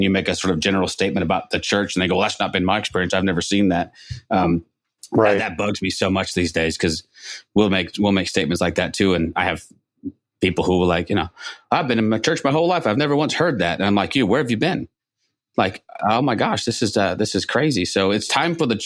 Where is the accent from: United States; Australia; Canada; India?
Canada; Toronto, Ontario; That's my hometown, Toronto.